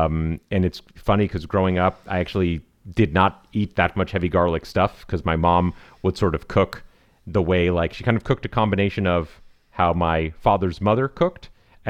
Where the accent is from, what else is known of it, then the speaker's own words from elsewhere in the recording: California, United States; but we are from Southern California, so it's very minorly international in that way.